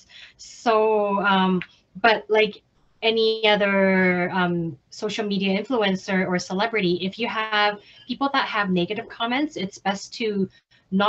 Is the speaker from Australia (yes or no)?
no; Canada; also born or lived in Hong Kong; I'm from Canada